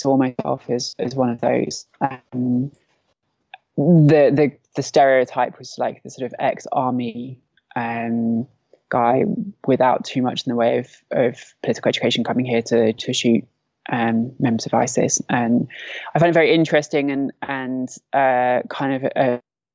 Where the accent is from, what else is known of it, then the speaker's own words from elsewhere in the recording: London, United Kingdom; moved away as an adult; now in Syria; I'm from London. I'm 32